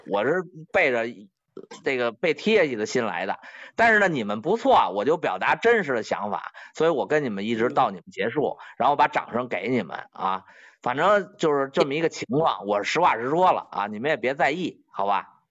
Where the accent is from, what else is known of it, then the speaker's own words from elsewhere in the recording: Beijing, China; 我反正从小出生在北京，是吧？但是我今年也五十岁了，我也准备离开北京了